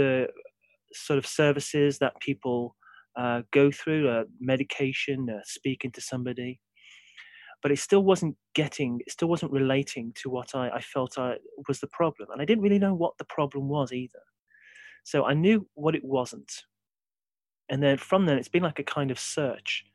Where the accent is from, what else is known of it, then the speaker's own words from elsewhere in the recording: Brierley Hill, West Midlands, United Kingdom; I'm originally from Briley Hill. So I grew up in a sort of regular sort of working class background.